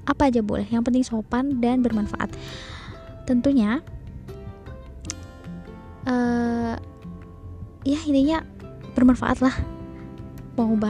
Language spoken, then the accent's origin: Indonesian; Klaten, Central Java, Indonesia; accent: medok; aku udah bilang aku orang Klaten jadi mungkin bahasa aku atau suara aku atau logat aku agak medok